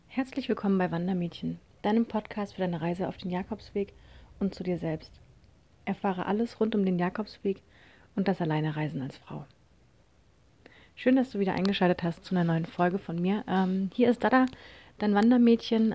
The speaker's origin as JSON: {"language": "German", "town": "Konstanz", "region": "Baden-Württemberg", "country": "Germany", "tie": "born or raised there", "said": "ich bin von Konstanz, also meiner Heimatstadt"}